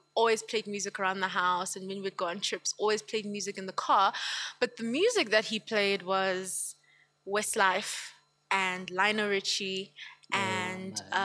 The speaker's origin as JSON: {"language": "English", "town": "Empangeni", "region": "KwaZulu-Natal", "country": "South Africa", "moved": "yes", "lives_now": "Gauteng, South Africa", "said": "I'm from Empangeni, KwaZulu-Natal. Okay. But I live here in Gauteng, obviously, okay, because of work"}